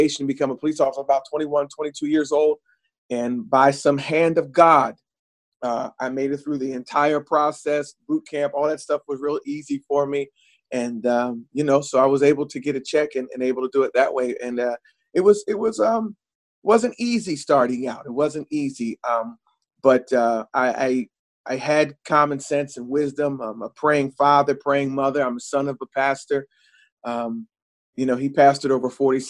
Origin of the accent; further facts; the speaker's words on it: New Jersey, United States; I'm from South Jersey